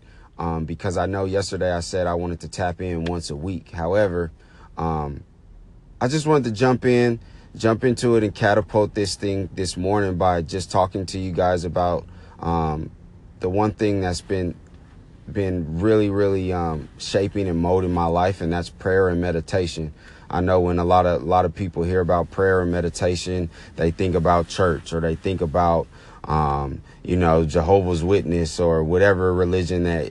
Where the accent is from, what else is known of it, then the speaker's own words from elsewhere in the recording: Oakland, California, United States; I was born and raised in the Bay Area, Oakland to be exact, Oakland, California